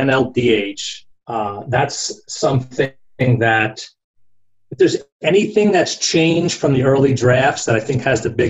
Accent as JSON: {"language": "English", "region": "New Jersey", "country": "United States", "tie": "born or raised there", "also_born_or_lived": "Brooklyn, New York", "moved": "yes", "said": "I grew up back in New Jersey, born in Brooklyn"}